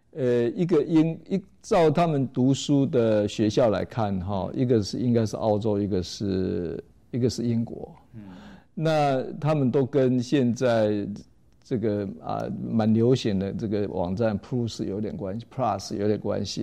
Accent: Taiwan; 在我们台湾话里面怎么念

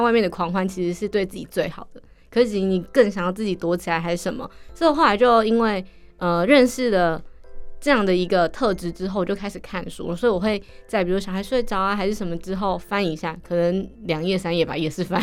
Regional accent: Miaoli County, Taiwan; moved away as an adult; also born or lived in Taipei; 因为我是苗栗人嘛，从苗栗要坐火车到台北的时候

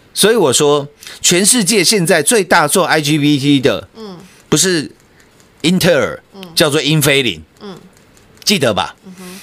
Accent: Taiwan; 我们台湾人

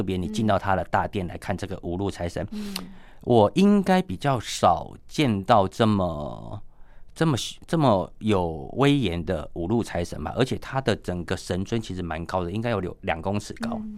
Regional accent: Miaoli County, Taiwan; 你从苗栗这边沿海，其实有几间蛮有名的一个妈祖庙，有人有也许有去过。其实呃，在我家乡附近的有一个龙凤宫

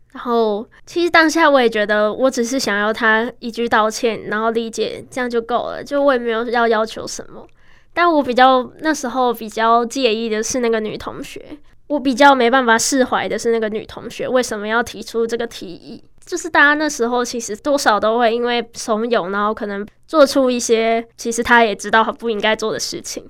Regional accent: Taiwan; first language Chinese; 十七年前，我在这间医院出生了，是爸妈殷殷期盼的第一个孩子，也是很特别的婴儿

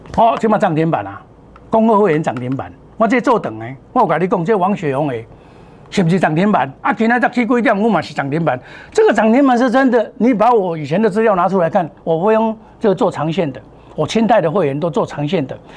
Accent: Taiwan; 我们台湾话讲

